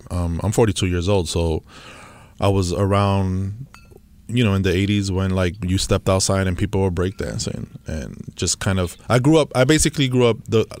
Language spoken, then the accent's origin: English; New York City, New York, United States; also born or lived in Los Angeles; No, I was born in New York City, Washington Heights.